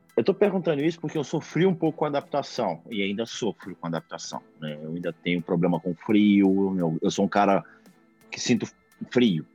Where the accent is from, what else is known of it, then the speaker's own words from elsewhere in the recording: Belo Horizonte, Minas Gerais, Brazil; moved away as an adult; now in New York, United States; vim de BH, né? Belo Horizonte, Minas Gerais, terrinha boa. E também mais um mineiro nessa selva de pedras